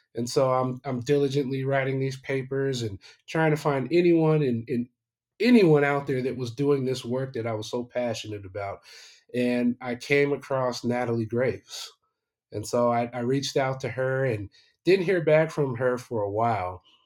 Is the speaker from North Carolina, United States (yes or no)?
no; Aurora, Colorado, United States; moved away as an adult; also born or lived in Arizona; I was born and raised in Aurora, Colorado.